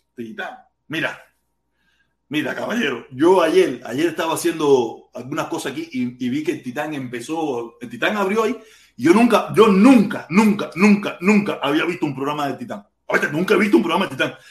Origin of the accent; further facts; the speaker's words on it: Havana, Cuba; now in United States; Yo soy de La Habana, soy del Vedado.